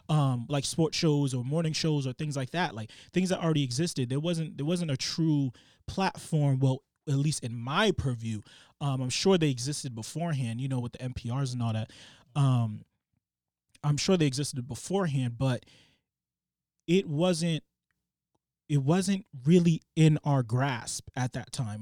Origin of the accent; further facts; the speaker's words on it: Boston, Massachusetts, United States; growing up in Boston